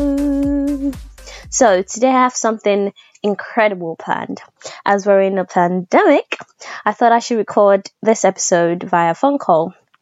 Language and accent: English; Nigeria; moved away as an adult; also born or lived in United Kingdom; I grew up in Nigeria, went to secondary school in Nigeria.